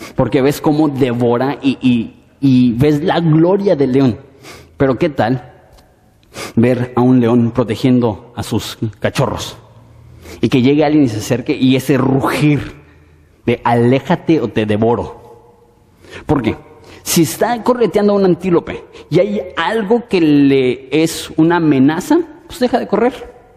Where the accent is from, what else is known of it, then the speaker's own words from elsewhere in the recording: Mexico; así somos los mexicanos.